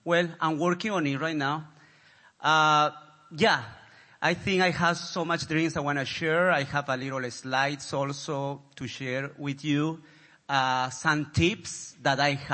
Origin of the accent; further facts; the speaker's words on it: Peru; moved away as an adult; now in United States; 18 years in United States. I'm from Peru. I study electrical engineering in Peru.